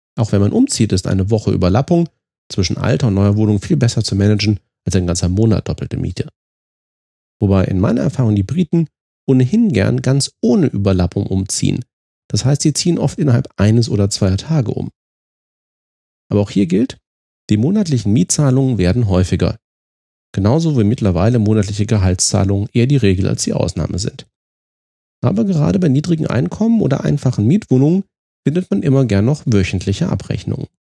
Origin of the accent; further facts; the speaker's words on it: Germany; uns qualitätsorientierten und fehlerscheuen Deutschen